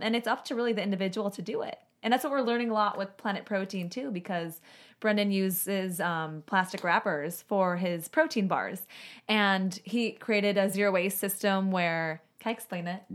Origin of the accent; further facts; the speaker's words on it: Chicago, Illinois, United States; moved away; also born or lived in Southwest Florida; I'm from Chicago